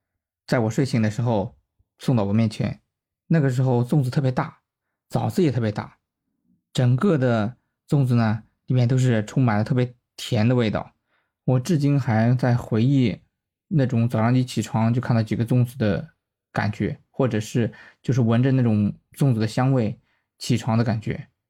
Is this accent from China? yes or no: yes; Shandong Peninsula, China; 我呢是出生在山东半岛的一个小镇上，这个镇的经济还可以，自称为齐鲁五大古镇之一。